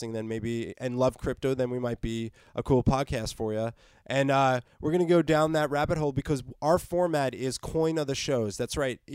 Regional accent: New Jersey, United States; also born or lived in New York; I'm from New Jersey. I was born in New York, but I was raised in North Jersey

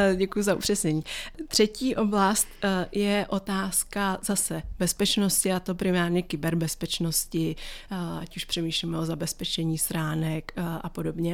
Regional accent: Czechia; jako Češi

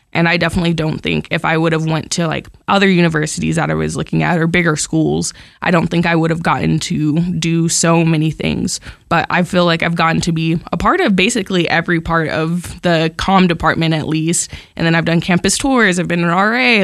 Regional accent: Amarillo, Texas, United States; I'm from Amarillo, like, I live super close

